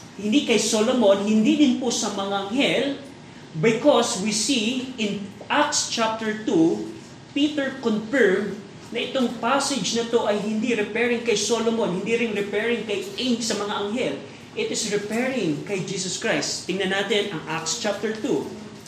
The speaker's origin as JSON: {"language": "Tagalog", "country": "Philippines", "said": "tayo bilang Pilipino"}